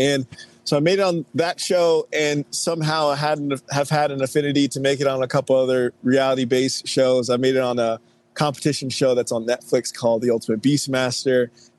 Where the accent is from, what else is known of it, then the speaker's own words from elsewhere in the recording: Texas, United States; now in Nashville, United States; I'm from Texas originally. I currently live in Nashville, but I'm from Texas.